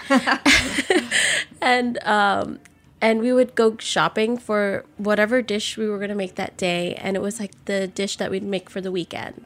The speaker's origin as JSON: {"language": "English", "town": "New Orleans", "region": "Louisiana", "country": "United States", "tie": "born or raised there", "said": "growing up in New Orleans, every year you pretty much evacuate at least once"}